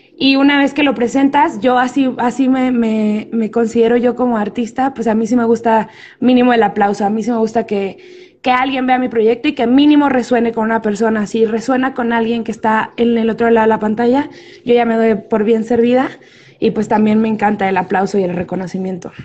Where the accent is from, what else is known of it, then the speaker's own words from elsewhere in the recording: Ciudad Juárez, Chihuahua, Mexico; moved away as an adult; now in Mexico City, Mexico; soy de Ciudad Juárez, soy del norte, allá viví gran parte de mi vida